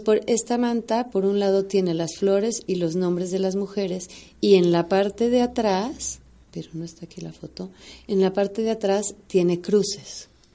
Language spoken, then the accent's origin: Spanish; Mexico; todas somos mexicanas